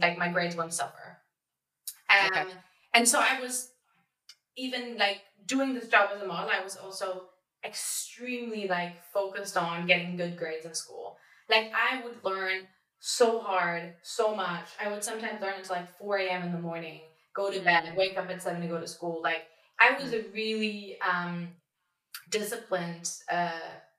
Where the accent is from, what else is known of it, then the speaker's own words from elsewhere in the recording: Berlin, Germany; I really had a really happy childhood. I was in Berlin